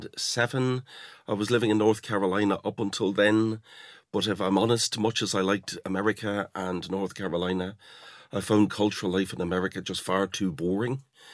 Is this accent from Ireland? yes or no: yes; Dundalk, Leinster, Ireland; accent: Irish; now in England; So I realised that the experience of living in England and being Irish in England had sort of rounded my accent off at the edges. I think when I left Dundalk, I talked like this all the time, but I don't talk like that anymore.